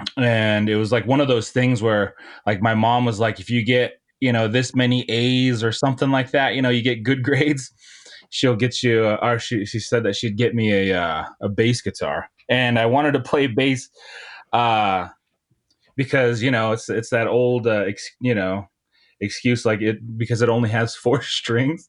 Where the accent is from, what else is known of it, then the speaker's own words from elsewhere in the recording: Montana, United States; moved away as an adult; also born or lived in Nebraska; now in Bozeman, Montana, United States; I'm from Montana. And after I, uh, graduated high school, I moved down to, uh, a rural town in Nebraska